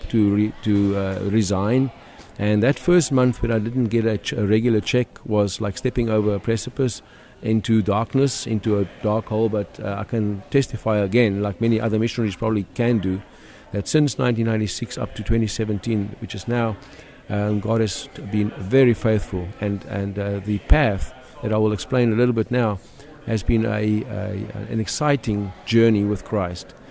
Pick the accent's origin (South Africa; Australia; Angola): South Africa; accent: South African; moved away as an adult; now in Philadelphia, United States; I'm a South African, so the accent.